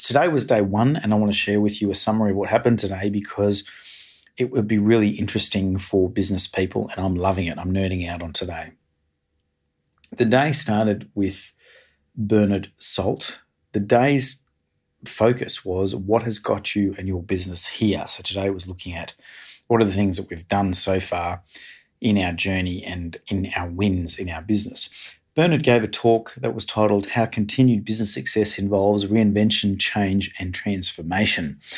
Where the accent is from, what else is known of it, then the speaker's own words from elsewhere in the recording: Australia; we are the third richest peoples on earth being Australian